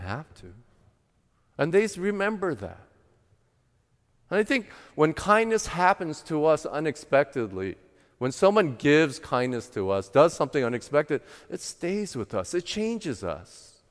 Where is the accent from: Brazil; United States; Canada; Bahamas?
United States; my parents are first generation that immigrated to the U S, and I was the first generation born in the United States.